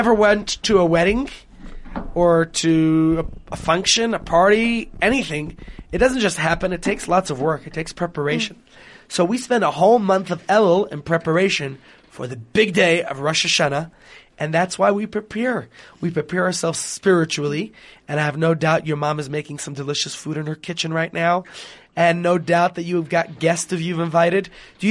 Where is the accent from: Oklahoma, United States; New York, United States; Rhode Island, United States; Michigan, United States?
New York, United States; I am from New York